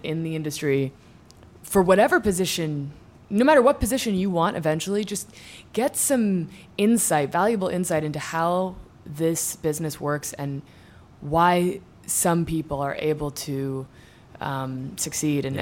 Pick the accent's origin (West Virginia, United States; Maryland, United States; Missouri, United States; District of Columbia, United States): District of Columbia, United States; Washington; moved away as an adult; also born or lived in New York City / Ireland / Southern California; moved to D.C. when I was four, and grew up in Georgetown.